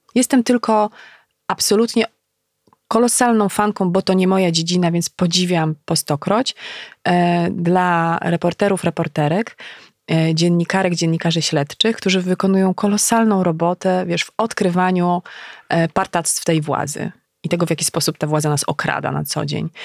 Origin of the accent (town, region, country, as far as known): Legnica, Lower Silesian Voivodeship, Poland; moved away as an adult; also born or lived in Wrocław